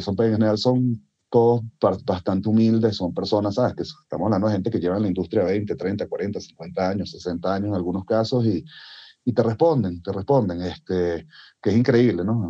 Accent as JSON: {"language": "Spanish", "country": "Venezuela", "tie": "born or raised there", "moved": "yes", "said": "de donde vengo yo original, originalmente, que es de Venezuela"}